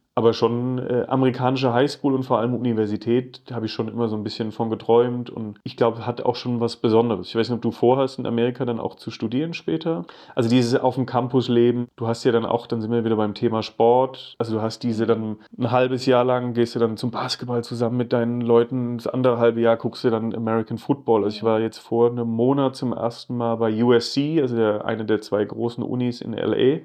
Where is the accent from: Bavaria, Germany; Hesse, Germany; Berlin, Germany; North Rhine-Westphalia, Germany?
Hesse, Germany; Geisenheim; moved away as an adult; now in Mar Vista, Los Angeles, United States; Ich bin in der Nähe von Wiesbaden groß geworden